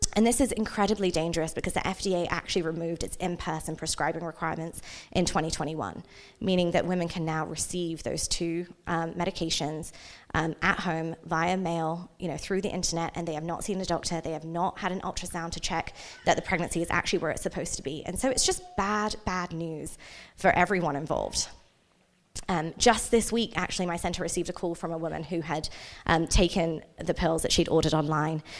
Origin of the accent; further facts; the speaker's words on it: England, United Kingdom; also born or lived in India; now in Utah, United States; I was born in India, but I grew up in England.